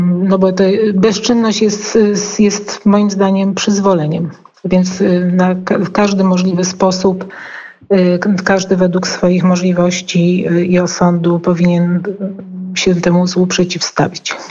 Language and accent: Polish; Poland; jesteśmy z Polski